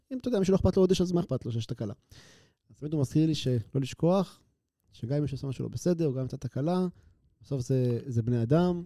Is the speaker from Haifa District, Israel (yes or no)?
yes; Haifa, Haifa District, Israel; also born or lived in Canada / Tel Aviv / Herzliya; now in Atlit, Israel; אני אומנם יליד קנדה, אבל מגיל אה, פחות משנה אני מחיפה